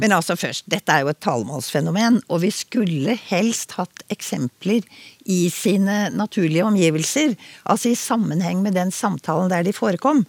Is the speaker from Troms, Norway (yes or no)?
no; Oslo, Norway; jeg vokste jo opp eh, i Oslo